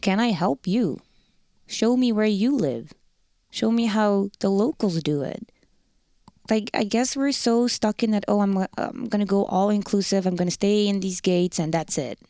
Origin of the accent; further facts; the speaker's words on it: Rotterdam, South Holland, Netherlands; accent: Rotterdam; first language Dutch; English is a second language; moved away as an adult; now in Winnipeg, Canada; The Netherlands, Rotterdam. Born and raised in Rotterdam.